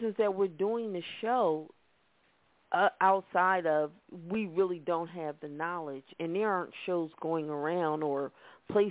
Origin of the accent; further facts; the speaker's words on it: Philadelphia, Pennsylvania, United States; We're from Philadelphia